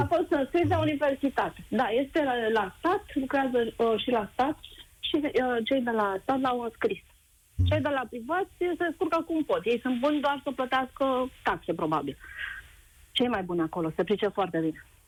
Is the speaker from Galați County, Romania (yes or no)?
no; Bucharest, Romania; sunt din București